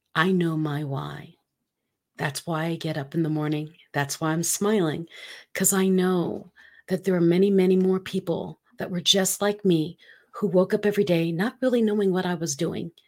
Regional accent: Philippines; moved away; I'm from the Philippines, for those of you who do not know that. I am half Filipina

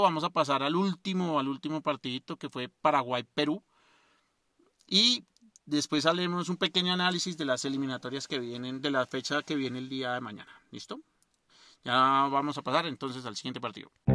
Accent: Colombia; soy colombiano

